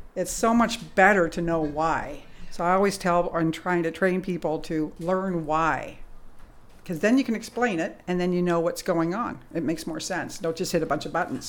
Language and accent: English; England, United Kingdom; moved away; I was born in England